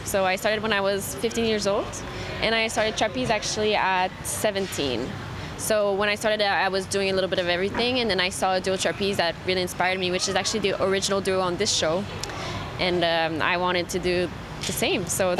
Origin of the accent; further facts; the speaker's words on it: Montreal, Quebec, Canada; So I had a friend that was going in Montreal, that's where I'm from